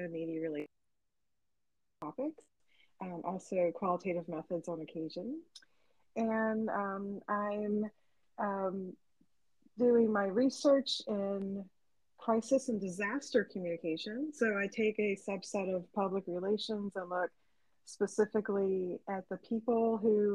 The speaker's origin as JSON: {"language": "English", "town": "Suffolk", "region": "Virginia", "country": "United States", "moved": "as an adult", "lives_now": "Alabama, United States", "said": "I'm originally from Suffolk, Virginia, which is in the east corner of the state. And I lived in Virginia most of my life"}